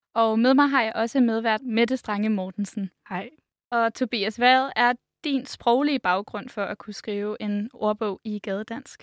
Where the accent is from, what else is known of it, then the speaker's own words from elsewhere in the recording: Vordingborg, Zealand, Denmark; now in Copenhagen, Denmark; jeg er fra Vordingborg, så jeg er ikke generelt stødt på særlig meget, øh, gadedansk, øh, igennem min, øh, opvækst. Det er først efter, jeg flyttede til København